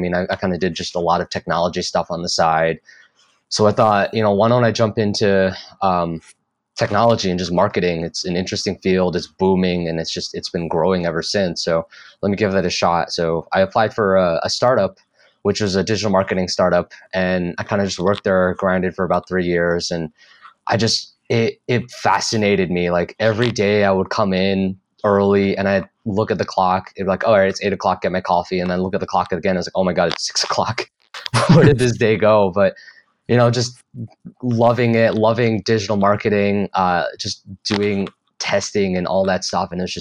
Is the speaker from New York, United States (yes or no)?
no; Connecticut, United States; now in Austin, United States; I'm actually from Connecticut